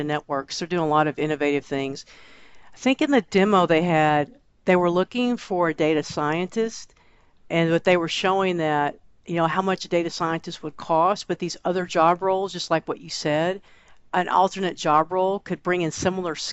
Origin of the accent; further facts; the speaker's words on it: Texas, United States; I'm a Texan and born in the U.S.